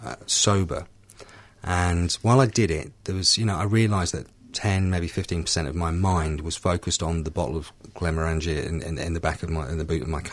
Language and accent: English; United Kingdom; I came into the rooms in the UK, in my hometown